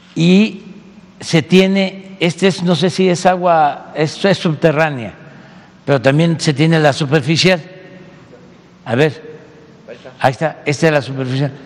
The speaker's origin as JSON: {"language": "Spanish", "town": "Tepetitán", "region": "Tabasco", "country": "Mexico", "moved": "as an adult", "lives_now": "Mexico City, Mexico", "said": "yo soy provinciano, como dice este Aguilar Camín, este, soy de Tepetitán, Macuspana, Tabasco"}